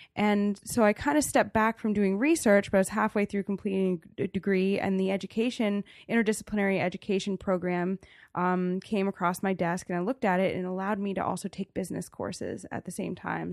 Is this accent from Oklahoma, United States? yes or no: no; Damascus, Maryland, United States; now in Frostburg, United States; I grew up on a farm in Damascus. That's, uh, in Montgomery County